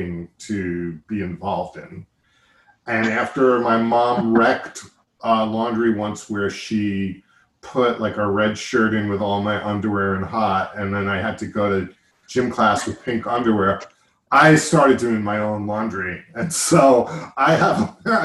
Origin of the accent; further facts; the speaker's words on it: Long Island, New York, United States; also born or lived in Schenectady; Grumman also very close to where I grew up on Long Island